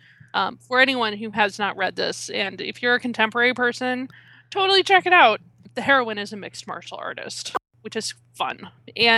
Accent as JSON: {"language": "English", "region": "Minnesota", "country": "United States", "said": "I'm from Minnesota"}